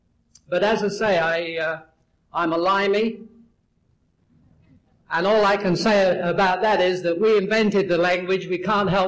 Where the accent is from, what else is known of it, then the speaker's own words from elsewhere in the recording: St. Catharines, Ontario, Canada; also born or lived in England; I'm from St. Catharines, Ontario, Canada. By way of England.